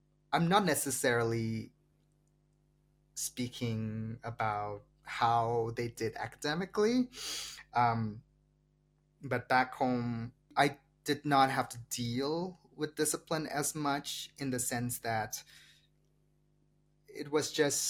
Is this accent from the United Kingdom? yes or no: no; Meghalaya, India; English is a second language; moved away; even in a state like mine, even in a small state like mine, Meghalaya